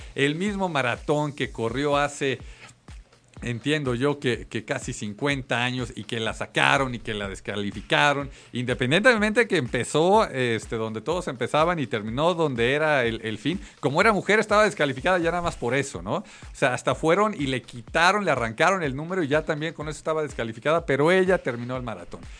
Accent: Mexico City, Mexico; los que somos mexicanos, chilangos

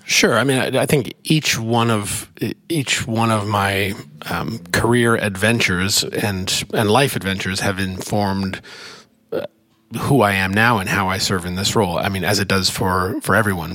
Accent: Ontario, Canada; moved away as an adult; also born or lived in Montreal / Canadian Arctic; now in United States; I'm from Canada

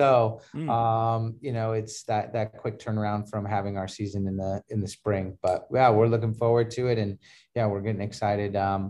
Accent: Huntington Beach, California, United States; also born or lived in Detroit; I was born in Detroit, Michigan. And then moved to California when I was about five or six. And then grew up in Huntington Beach.

